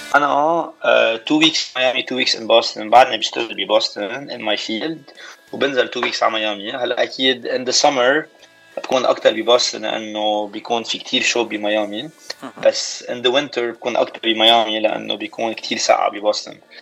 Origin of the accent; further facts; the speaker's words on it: Baatouta, Mount Lebanon, Lebanon; moved away as an adult; also born or lived in Boston, United States; now in Miami, United States; انا من بعتوتا هيدي بتكون ضيعه صغيره بكفر دبيان بين بسكنتا وبين كفر دبيان